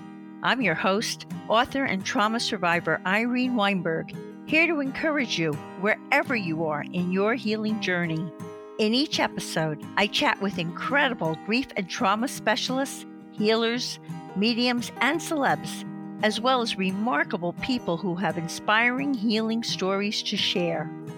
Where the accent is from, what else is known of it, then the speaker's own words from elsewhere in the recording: Miami, Florida, United States; also born or lived in New Jersey; I was born in New Jersey, but I grew up in Miami, Florida.